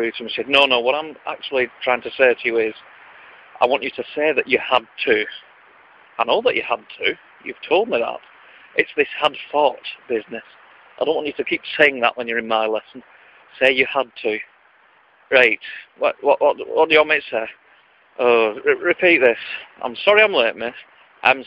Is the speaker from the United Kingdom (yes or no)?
yes; Wigan, North West England, United Kingdom; accent: Lancashire or Wigan; my accent, the Lancashire or Wigan accent